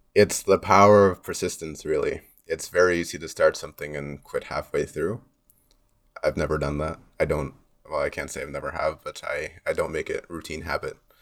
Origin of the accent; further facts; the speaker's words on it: Mississauga, Ontario, Canada; also born or lived in Loudoun County, Virginia; I've, uh, grown up here in Mississauga. I've lived here all of my life